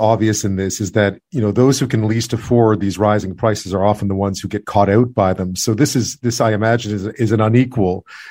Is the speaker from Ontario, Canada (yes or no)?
no; Montreal, Quebec, Canada; now in Victoria, Canada; in Victoria, where I am, the rental market's always been pretty tight. But where I grew up in Montreal